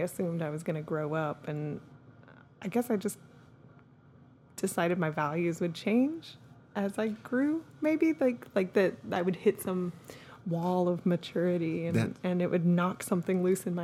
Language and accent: English; Austin, Texas, United States; we grew up in Austin